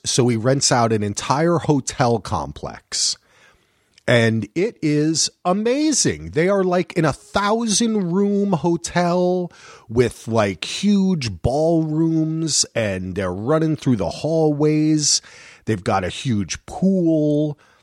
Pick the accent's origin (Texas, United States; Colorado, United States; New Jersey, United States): New Jersey, United States; I'm from New Jersey